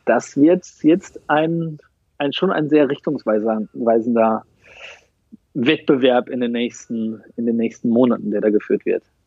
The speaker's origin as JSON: {"language": "German", "region": "North Rhine-Westphalia", "country": "Germany", "tie": "born or raised there", "also_born_or_lived": "South America", "lives_now": "Dortmund, Germany", "said": "Im September 84 geboren in Ostwestfalen"}